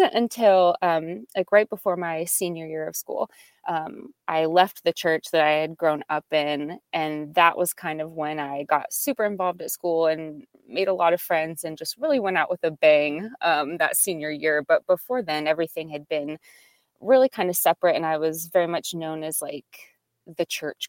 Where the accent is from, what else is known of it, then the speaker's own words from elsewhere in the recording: Salem, Virginia, United States; So I grew up in Southwest Virginia in a little town called Salem.